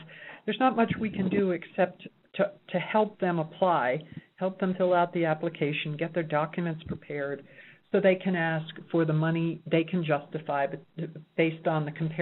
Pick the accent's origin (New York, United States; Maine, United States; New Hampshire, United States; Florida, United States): New York, United States; New York City; now in Reno, United States; I'm from New York City